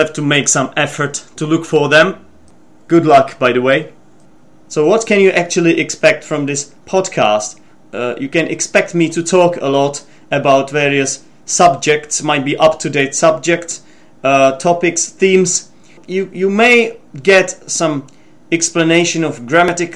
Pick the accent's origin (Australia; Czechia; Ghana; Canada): Czechia; English is a second language; I'm from the Czech Republic